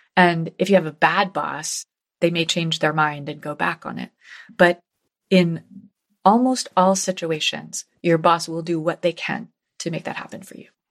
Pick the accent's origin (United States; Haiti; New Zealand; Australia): United States; New Haven, Connecticut; New Haven, my hometown